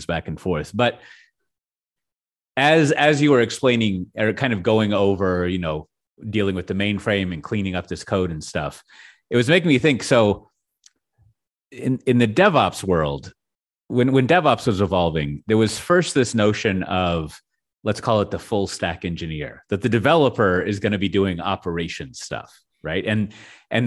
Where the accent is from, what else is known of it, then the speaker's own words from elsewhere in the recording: United States; I as an American